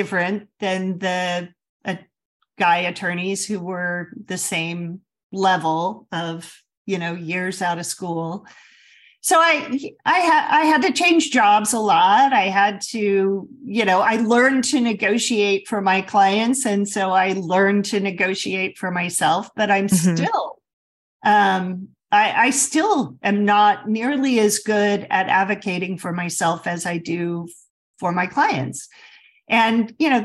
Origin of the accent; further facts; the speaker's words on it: Midwest, United States; I grew up in the Midwest